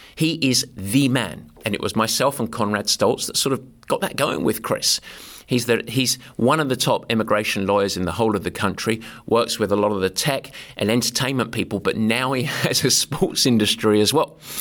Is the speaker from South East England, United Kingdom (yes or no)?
no; Southend-on-Sea, East of England, United Kingdom; moved away; I grew up in a town called Southend, which is in Essex in England